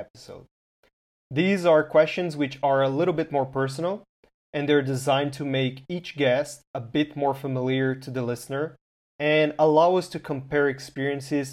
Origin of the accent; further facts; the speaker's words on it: Brazil; I'm from Brazil